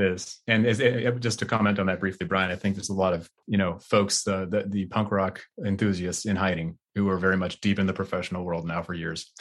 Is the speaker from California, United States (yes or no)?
yes; Bay Area, California, United States; I grew up in the Bay Area originally